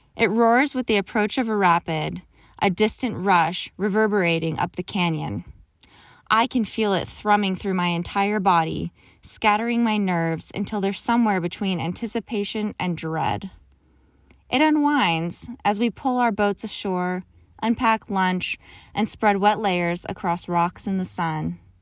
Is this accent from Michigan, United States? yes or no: no; Pennsylvania, United States; moved away; Growing up in Pennsylvania